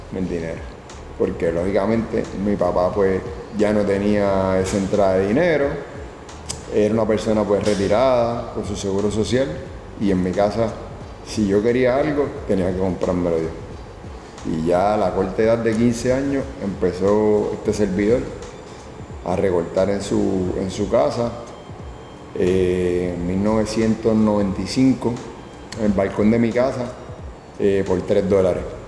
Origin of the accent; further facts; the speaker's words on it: Carolina, Puerto Rico; Nací en Carolina, Puerto Rico, el febrero 10 del 81